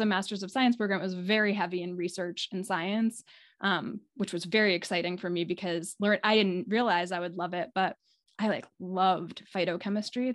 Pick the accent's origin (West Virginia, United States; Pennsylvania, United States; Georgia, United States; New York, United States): New York, United States; New York City; also born or lived in California / Maine / New England; now in Midcoast Maine, United States; I grew up in the New York City area